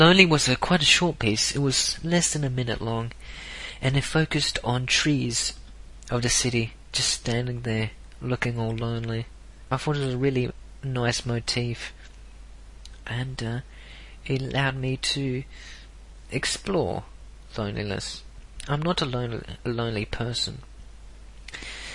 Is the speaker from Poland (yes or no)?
no; South Australia, Australia; I was born in South Australia